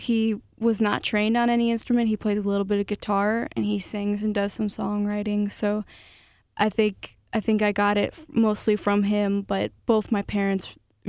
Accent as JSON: {"language": "English", "town": "Rochester", "region": "New York", "country": "United States", "tie": "born or raised there", "also_born_or_lived": "Nashville", "moved": "yes", "said": "Yeah, well, I grew up in Rochester, New York."}